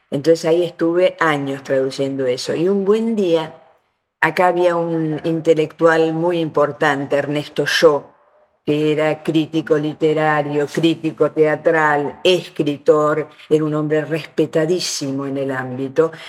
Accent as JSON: {"language": "Spanish", "country": "Argentina", "also_born_or_lived": "Uruguay", "said": "acá tenemos una enorme cantidad de inmigraciones, creo que es el lugar que tiene más inmigración de italianos. Y además nuestro castellano está marcado por el acento italiano."}